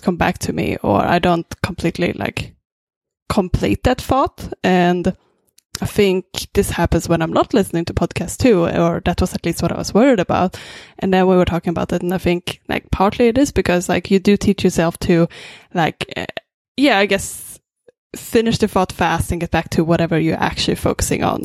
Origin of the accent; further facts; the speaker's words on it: Sweden; English is a second language; now in Vancouver, Canada; I'm originally from Sweden